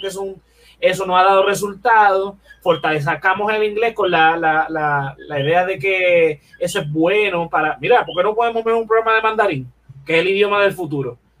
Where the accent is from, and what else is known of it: Puerto Rico